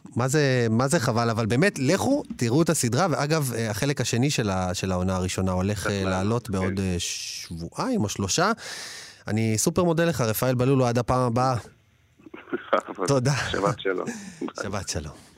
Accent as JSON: {"language": "Hebrew", "country": "Israel", "said": "אני ישראלי, אני פה בתרבות הישראלית"}